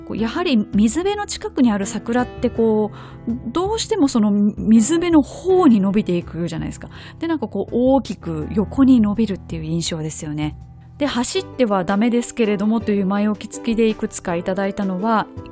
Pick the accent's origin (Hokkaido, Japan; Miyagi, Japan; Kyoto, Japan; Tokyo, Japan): Kyoto, Japan; 小学校の頃、京都市内に住んでいたんですけれども